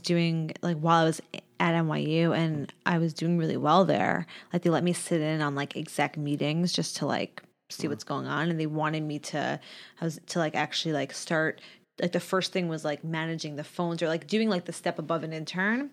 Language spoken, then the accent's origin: English; Long Island, New York, United States; I grew up on Long Island.